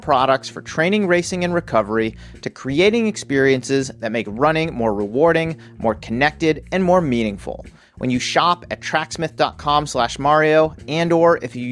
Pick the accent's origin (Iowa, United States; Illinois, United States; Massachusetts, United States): Massachusetts, United States; Worcester; now in California, United States; I grew up in Worcester, Massachusetts. Now I live in California.